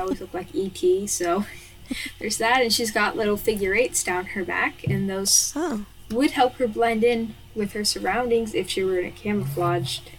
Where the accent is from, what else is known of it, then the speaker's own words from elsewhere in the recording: Kentucky, United States; I'm from Kentucky, which is in the United States of America